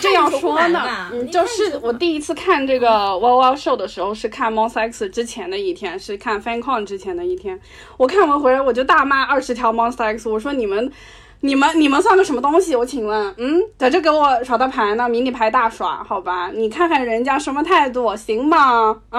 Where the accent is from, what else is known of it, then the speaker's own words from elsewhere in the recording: China; 我们中国人自己的魔力麦克